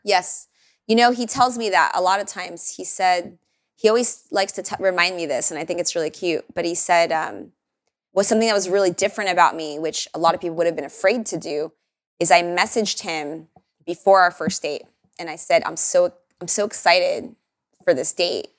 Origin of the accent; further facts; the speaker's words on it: Miami, Florida, United States; moved away as an adult; now in Austin, United States; I didn't grow up with queso, by the way. I'm from Miami